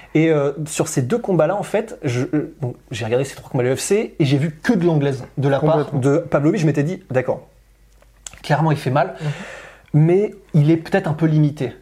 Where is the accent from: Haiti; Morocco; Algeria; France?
France; on est français